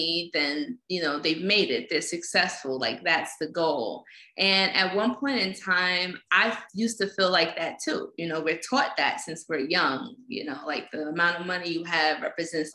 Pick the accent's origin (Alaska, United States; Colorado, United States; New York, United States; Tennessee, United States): New York, United States; New York City; growing up in Fort Greene Projects, growing up in the slums